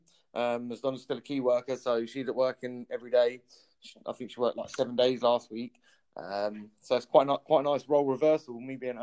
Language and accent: English; Luton, East of England, United Kingdom; Born and bred Lutonian.